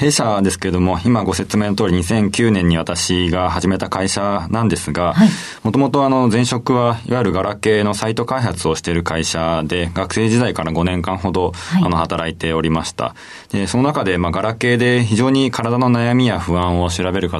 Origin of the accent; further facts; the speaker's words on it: Tsukuba, Ibaraki, Japan; 茨城県のつくば市です。